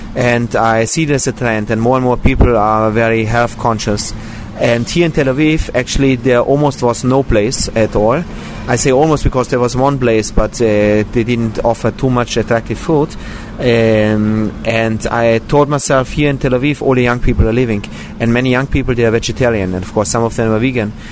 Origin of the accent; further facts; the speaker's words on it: Austria; now in Israel; I was born in Austria